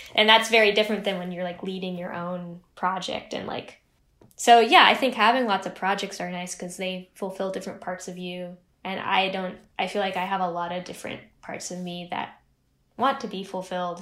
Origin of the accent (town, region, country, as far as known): Pacific Northwest, United States; born or raised there; also born or lived in Chico, California